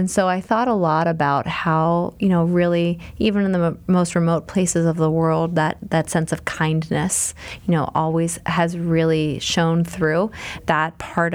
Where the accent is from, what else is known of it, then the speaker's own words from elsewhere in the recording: Pittsburgh, Pennsylvania, United States; growing up in Pittsburgh